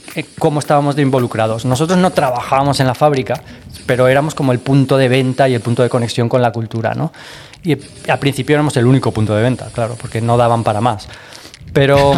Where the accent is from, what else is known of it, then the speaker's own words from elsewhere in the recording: Barcelona, Catalonia, Spain; De Barcelona